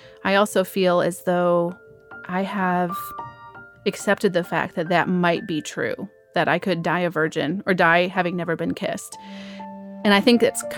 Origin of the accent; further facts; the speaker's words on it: Michigan, United States; moved away as an adult; now in Nashville, United States; I'm originally from Michigan. I've been down here in Nashville about a year